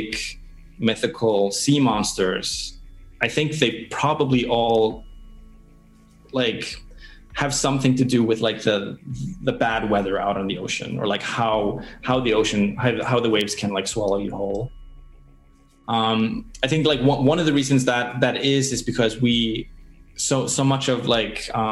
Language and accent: English; Iceland; Born and raised in Iceland.